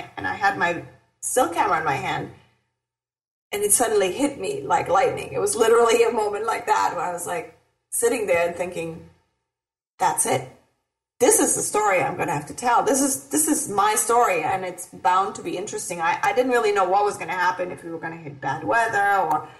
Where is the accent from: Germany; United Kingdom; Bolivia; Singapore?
Germany; moved away as an adult; now in Los Angeles, United States; I grew up in Germany